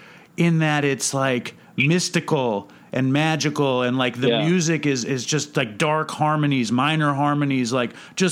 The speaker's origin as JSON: {"language": "English", "region": "New York", "country": "United States", "said": "I'm a Jew from New York that works in a deli"}